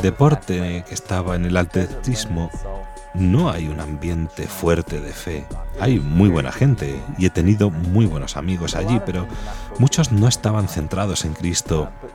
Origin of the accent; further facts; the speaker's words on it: Lake Charles, Louisiana, United States; Spanish is a second language; moved away as an adult; now in Rome, Italy; Soy de Luisiana, de la diócesis de Lake Charles.